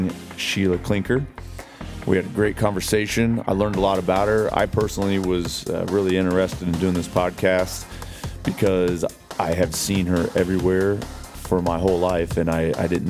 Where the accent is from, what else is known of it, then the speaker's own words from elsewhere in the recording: Lafayette, Indiana, United States; I went to McCutcheon. I've been here all my life